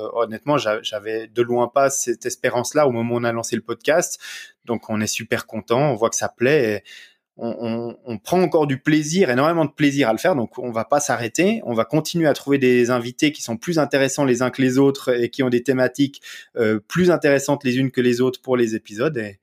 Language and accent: French; Vaud, Switzerland; accent: petit accent du terroir du Gros-de-Vaud; j'ai un petit accent euh, euh, du terroir euh, du, gros de veau en Suisse